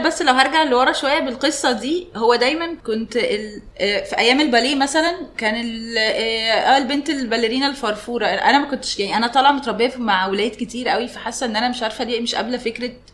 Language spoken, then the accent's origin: Arabic; Egypt; عندنا في مصر